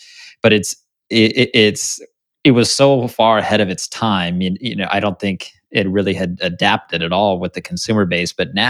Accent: Tustin, California, United States; I grew up in Tustin

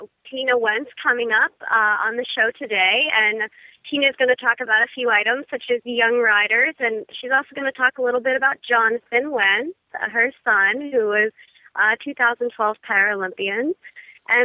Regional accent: Ohio, United States; moved away as an adult; now in Jupiter, United States; I'm originally from Ohio, and I come from a family of equestrians.

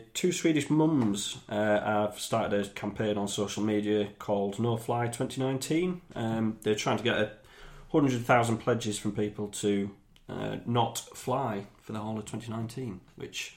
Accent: the North East, North East England, United Kingdom; I'm from the North East

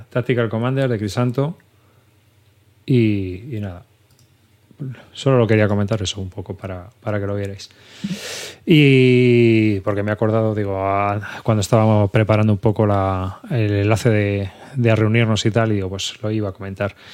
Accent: Spain; siendo español, pues digo, pues os lo voy a comentar

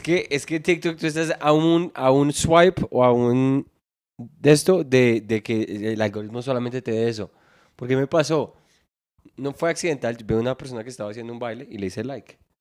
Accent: Bogotá, Colombia; yo soy de Bogotá

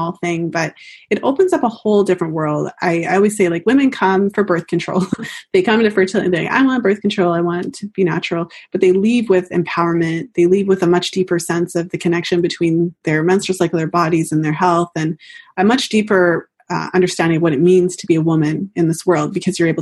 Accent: Canada; I'm Canadian, so I say fertile

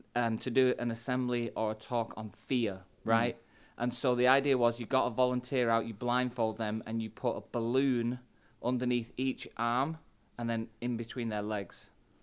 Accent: Manchester, North West England, United Kingdom; I'm a pastor from Manchester in England.

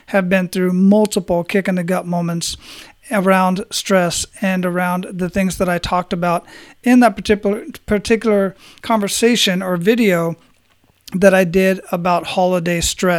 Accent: Phoenix, Arizona, United States; moved away as an adult; I was born and raised in Phoenix and left there when I was 20 to join the military

